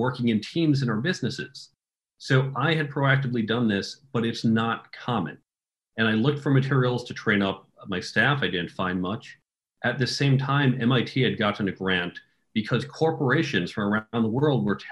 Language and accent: English; United States; also born or lived in New York area / Chicago area; I grew up outside of New York and outside of Chicago